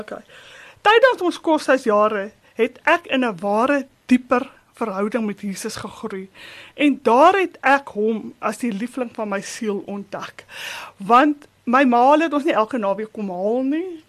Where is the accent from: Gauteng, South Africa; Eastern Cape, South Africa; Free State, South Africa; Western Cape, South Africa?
Gauteng, South Africa; Springs; now in Boksburg, South Africa; Ek het groot geword op Entekot, 'n landbouhoeve net buite Springs